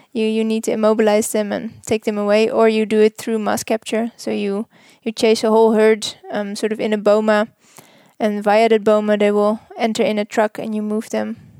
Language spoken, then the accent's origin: English; Netherlands; moved away as an adult; now in Namibia; I am from Holland